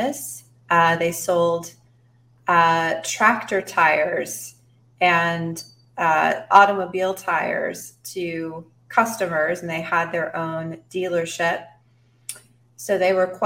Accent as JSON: {"language": "English", "town": "Fort Worth", "region": "Texas", "country": "United States", "tie": "born or raised there", "said": "I was born in Fort Worth, Texas, in the United States of America, in the year 1978. I grew up in Fort Worth proper, and then we moved when I was around 7"}